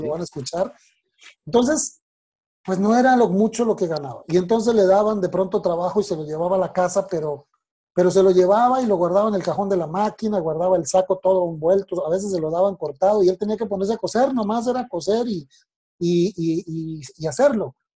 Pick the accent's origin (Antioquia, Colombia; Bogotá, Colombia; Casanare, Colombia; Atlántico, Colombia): Bogotá, Colombia; moved away as an adult; also born or lived in Monterrey, Mexico / Torreón, Mexico; now in Mexico; yo nací el 19 de marzo de 1974 en la ciudad de Bogotá, Colombia